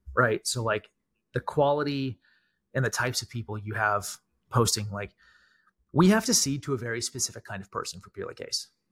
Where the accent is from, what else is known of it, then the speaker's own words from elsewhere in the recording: Canada; I'm Canadian